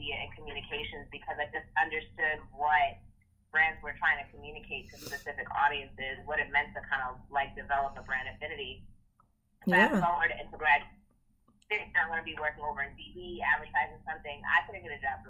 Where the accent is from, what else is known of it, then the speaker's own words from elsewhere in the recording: Maplewood, New Jersey, United States; I am from Maplewood, New Jersey, grew up in Essex County